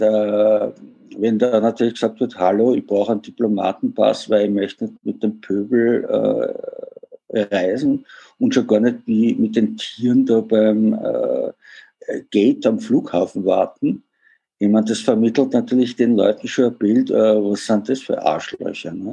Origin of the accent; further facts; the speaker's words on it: Vienna, Austria; also born or lived in Germany; wie man hört, bin ich Österreicher oder genauer gesagt Wiener